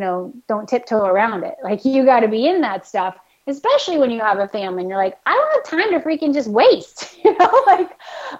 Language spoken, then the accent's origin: English; the South, United States; now in New England, United States; I grew up in the South where we had like one season, basically